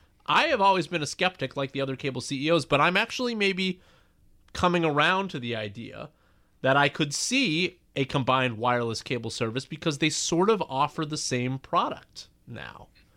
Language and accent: English; Boston, Massachusetts, United States; I'm from Boston, but not a New England Patriots fan.